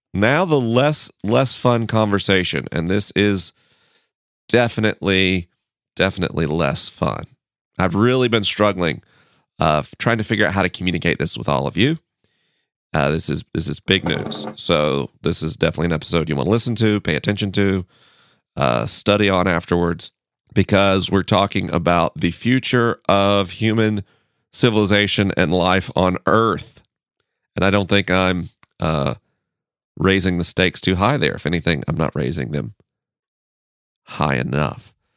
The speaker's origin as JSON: {"language": "English", "town": "Tallahassee", "region": "Florida", "country": "United States", "tie": "born or raised there", "moved": "yes", "said": "my hometown, Tallahassee, Florida"}